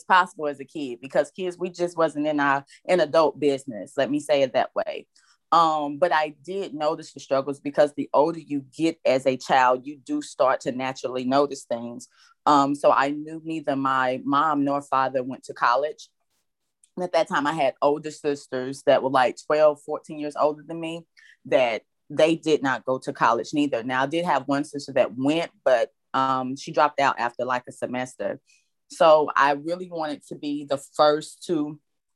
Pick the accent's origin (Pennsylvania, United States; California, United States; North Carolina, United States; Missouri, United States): North Carolina, United States; Landis; I was raised in Landis, North Carolina.